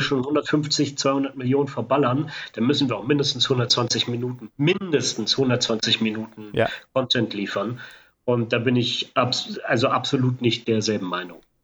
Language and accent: German; Berlin, Germany; als Berliner